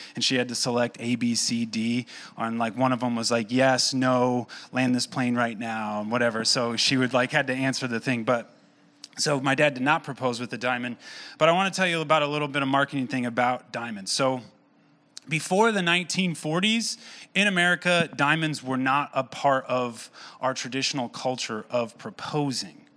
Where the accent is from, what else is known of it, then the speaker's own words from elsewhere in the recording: Owosso, Michigan, United States; born and raised in Owasso